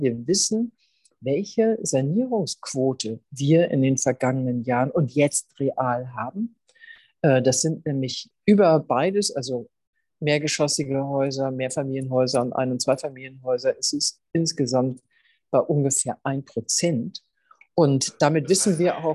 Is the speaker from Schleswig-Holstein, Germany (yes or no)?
yes; Schleswig-Holstein, Germany; moved away as an adult; now in Hamburg, Germany; Ich bin ja in Schleswig-Holstein aufgewachsen